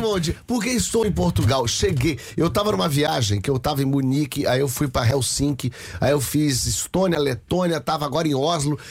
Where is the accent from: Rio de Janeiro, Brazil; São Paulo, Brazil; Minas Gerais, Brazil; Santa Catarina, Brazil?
Rio de Janeiro, Brazil; Eu sou do Rio de Janeiro.